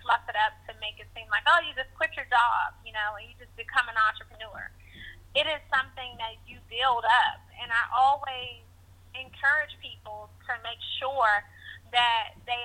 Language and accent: English; Washington, District of Columbia, United States; I grew up in Washington, D.C.